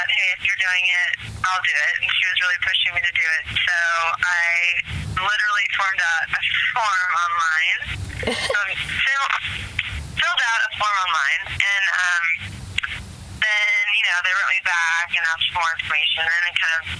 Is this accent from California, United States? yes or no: yes; San Diego, California, United States; moved away as an adult; also born or lived in New York; now in Los Angeles, United States; I grew up in San Diego, and then I moved to L.A. right after college